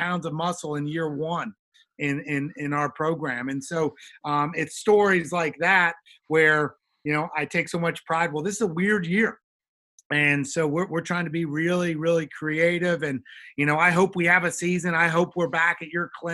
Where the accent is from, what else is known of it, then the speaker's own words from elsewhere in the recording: Atlanta, Georgia, United States; now in Indiana, United States; I grew up in Atlanta. I'm a Georgia boy